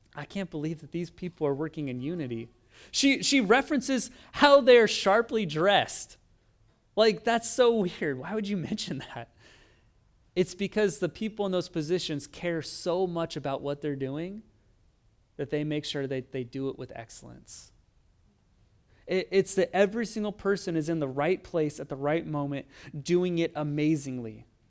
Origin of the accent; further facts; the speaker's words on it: Oregon, United States; moved away as an adult; also born or lived in East Los Angeles; now in Los Angeles, United States; I'm from Oregon, and, uh, I would say we weren't as cultured where I grew up. It was kind of in farmland